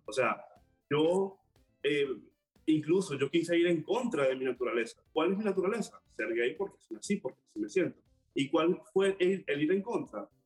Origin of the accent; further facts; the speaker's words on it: Maracay, Aragua, Venezuela; moved away as an adult; now in Panama; Yo soy de Maracay, la mejor ciudad del mundo.